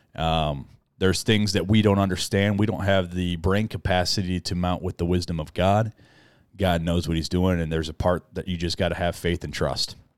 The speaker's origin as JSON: {"language": "English", "country": "United States", "tie": "born or raised there", "said": "we grew up in American culture."}